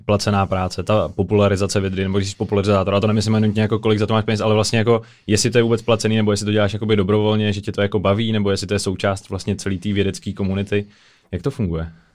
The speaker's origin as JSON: {"language": "Czech", "country": "Czechia", "said": "že jsme z České republiky"}